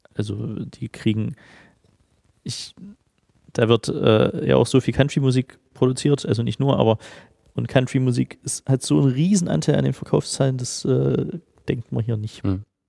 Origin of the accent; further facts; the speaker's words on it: Halle, Saxony-Anhalt, Germany; moved away as an adult; also born or lived in Nashville; now in Dresden, Germany; Ich komme ursprünglich aus Halle, bin 2001 nach Dresden gegangen äh, zum Studium